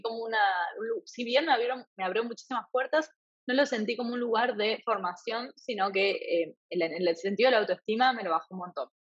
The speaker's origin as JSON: {"language": "Spanish", "town": "Eusebia", "region": "Santa Fe", "country": "Argentina", "tie": "born or raised there", "also_born_or_lived": "Rafaela, Argentina / France / Thailand", "first_language": "Spanish", "moved": "as an adult", "lives_now": "New York, United States", "said": "soy originalmente de un lugar donde es completamente distinto al donde estoy ahora, que es Eusebia, un pueblito muy chiquito, 800 habitantes, en la provincia de Santa Fe, en Argentina"}